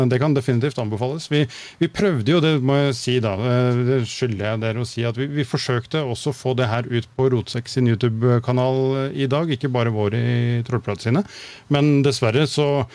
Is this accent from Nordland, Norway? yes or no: no; Oslo, Norway; moved away; Jeg har vokst opp på et sted som heter Høybråten i Oslo